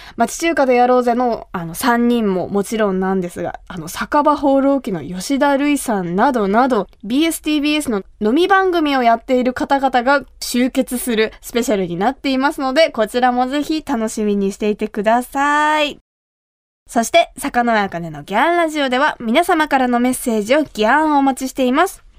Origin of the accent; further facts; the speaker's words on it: Kumamoto, Japan; 私が生まれ育った熊本